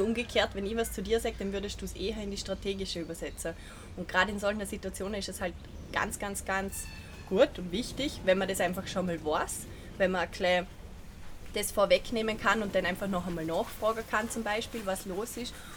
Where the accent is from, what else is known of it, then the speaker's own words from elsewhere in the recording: Vorarlberg, Austria; wie man vielleicht gehört, komme ich aus Vorarlberg